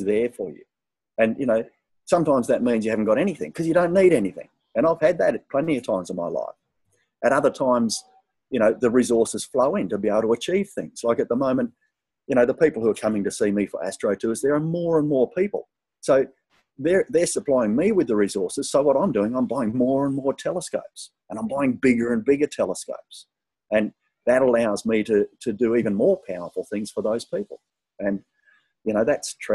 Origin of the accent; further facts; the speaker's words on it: Southwest Western Australia, Australia; I grew up in Southwest WA where you had to play football whether you wanted to or not